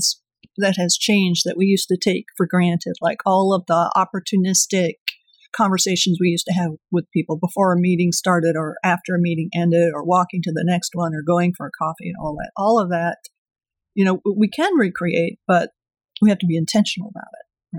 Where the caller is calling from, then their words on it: Duluth, Minnesota, United States; I am joining you from lovely, lively Duluth, Minnesota.